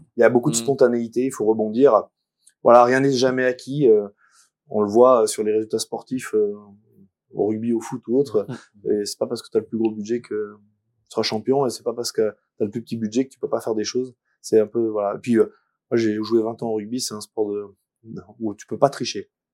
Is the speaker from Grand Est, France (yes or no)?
no; Romans-sur-Isère, Auvergne-Rhône-Alpes, France; also born or lived in Paris; now in Valence, France; je suis né à Romans, sur Isère, et je travaille à Paris.